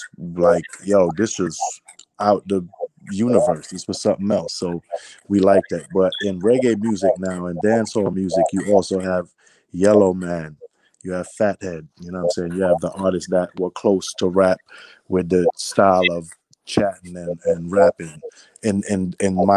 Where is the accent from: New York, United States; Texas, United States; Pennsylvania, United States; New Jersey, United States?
New York, United States; New York City; I was born in Brooklyn, New York, and that's where my family is from